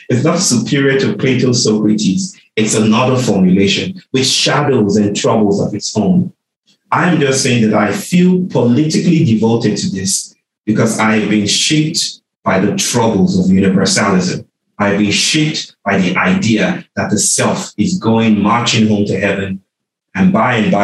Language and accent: English; Nigeria; I was born in Nigeria and I got programmed to be Nigerian